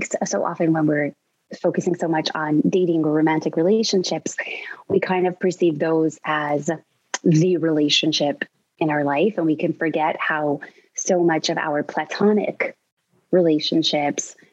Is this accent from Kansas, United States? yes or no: no; New York City, New York, United States; I grew up in New York City